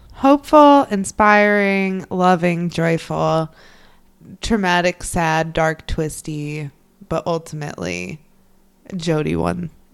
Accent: Midwest, United States; now in New England, United States; I'm from the Midwest

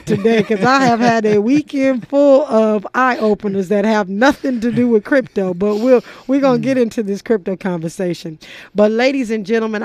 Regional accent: Los Angeles, California, United States; I grew up in South Central

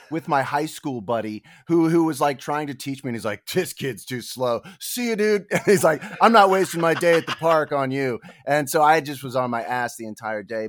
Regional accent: Denver, Colorado, United States; also born or lived in Reno, Nevada; now in Los Angeles, United States; I essentially grew up in Denver. You know, I was born in Reno, and then my parents divorced when I was very young, and my mother and my two brothers moved out to Denver where I spent my schooling years

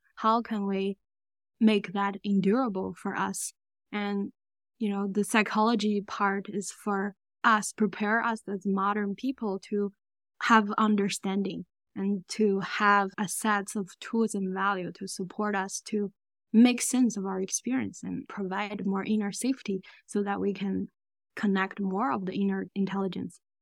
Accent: China; moved away; I grew up in China.

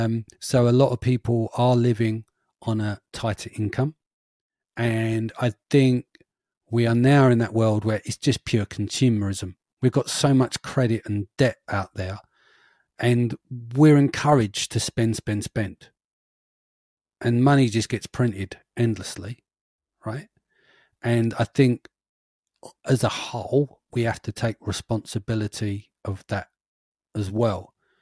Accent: London, United Kingdom; We're from East London. No one's had a pot to piss in and a window to throw it out of.

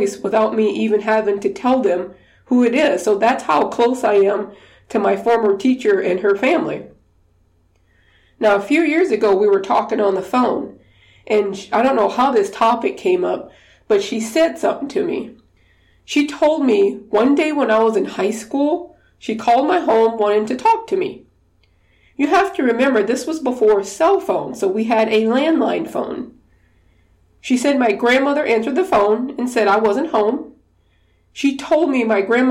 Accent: Louisiana, United States; I'm from Louisiana, we did Mardi Gras parades

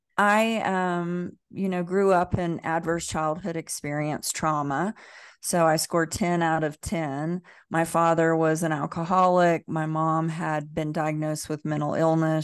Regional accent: the South, United States; I grew up in the South, in the Bible Belt

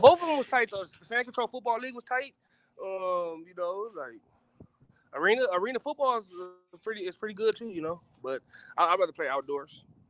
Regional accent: Moreno Valley, California, United States; also born or lived in Los Angeles; I'm from Reno Valley, but my, my home where I was born in Los Angeles, home is Reno Valley

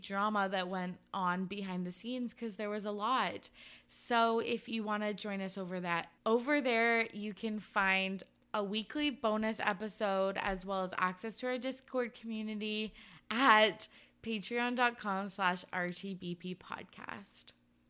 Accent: Canada; I'm Canadian

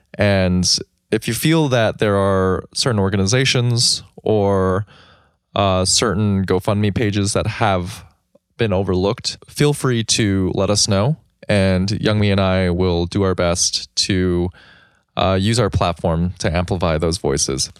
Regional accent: United States; I grew up in America

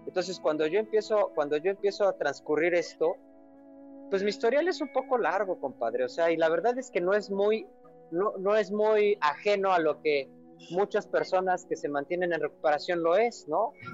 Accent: Mexico City, Mexico; yo soy de la Ciudad de México y me acuerdo que, viva, que mis papás vivían en una colonia que se llama Nahua

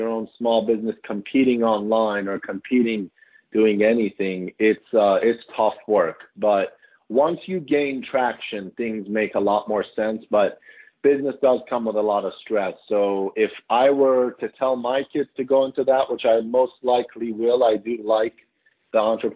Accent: suburbs of Maryland, United States; also born or lived in Iran; now in Washington, D.C., United States; I came to America when I was 7, and I grew up in the suburbs of Maryland

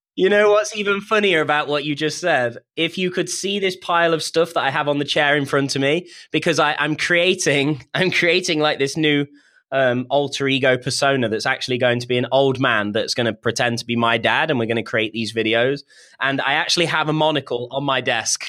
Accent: United Kingdom; I'm British.

